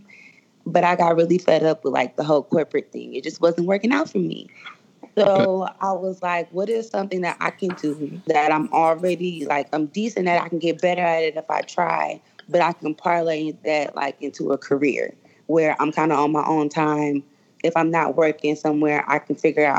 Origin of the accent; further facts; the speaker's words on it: Duncanville, Texas, United States; moved away as an adult; now in Houston, United States; I was born and raised in Duncanville. I came to Houston in 2007